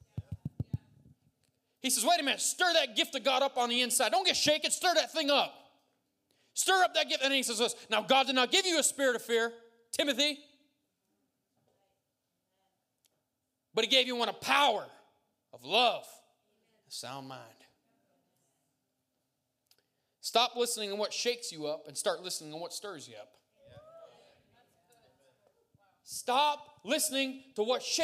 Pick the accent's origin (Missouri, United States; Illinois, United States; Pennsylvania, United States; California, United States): Pennsylvania, United States; Montdale, Tompkinsville; I'm from Montdale. Tompkinsville, to be exact